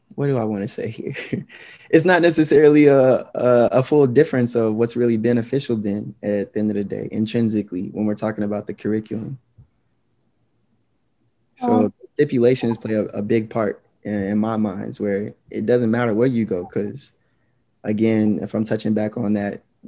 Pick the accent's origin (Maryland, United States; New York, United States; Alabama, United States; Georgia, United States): Georgia, United States; being a Black male growing up in Georgia